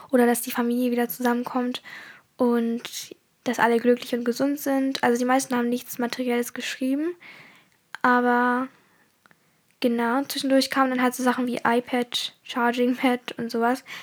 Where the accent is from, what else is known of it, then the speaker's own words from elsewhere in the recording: Germany; born there; Also ich bin in Deutschland geboren und deswegen bin ich auch immer in einer deutschen Kultur aufgewachsen.